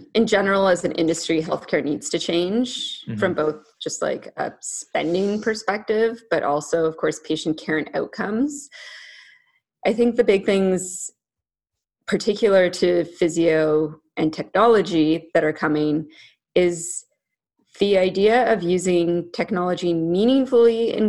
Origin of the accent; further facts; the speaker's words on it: Ottawa, Ontario, Canada; also born or lived in Alexandria, Virginia, United States; I was born in Virginia. Uh-huh. Okay. Yeah. And then I grew up in Ottawa, which is Canada's capital.